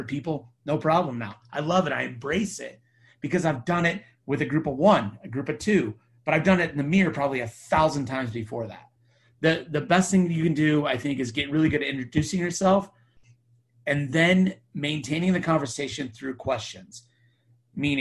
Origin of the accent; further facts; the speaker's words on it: Temecula, California, United States; I'm from Temecula, California